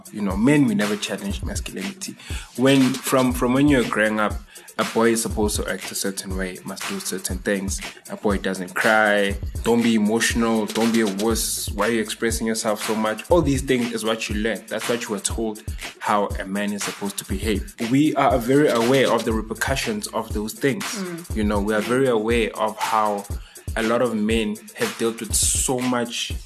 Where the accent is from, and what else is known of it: Tembisa, Gauteng, South Africa